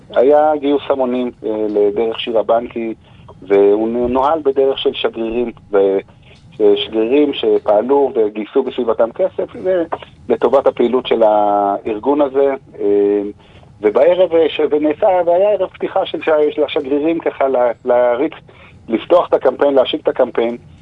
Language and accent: Hebrew; Jerusalem, Jerusalem District, Israel; בעיר ירושלים שאנחנו חיים בה, אנחנו מירושלים